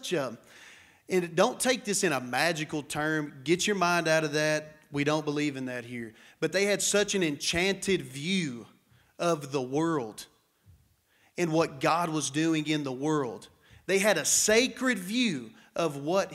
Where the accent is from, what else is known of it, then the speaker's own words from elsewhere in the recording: Matador, Texas, United States; I am West Texan. I grew up in this area. I grew up in Matador, just down the street from this place